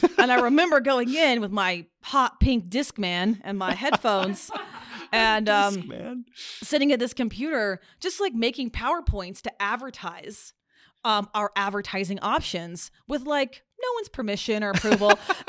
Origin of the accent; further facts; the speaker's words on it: San Diego, California, United States; accent: Southern; also born or lived in Texas / Nashville; So I've lived as a child in San Diego, in Texas. I spent about 7 years in Nashville as a kid. I had a Southern accent when I mo